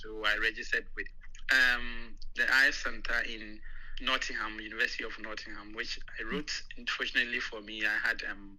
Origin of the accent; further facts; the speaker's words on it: Ghana; moved away as an adult; now in United Kingdom; I'm a nurse from Ghana. I'm 33 years old, married with three kids.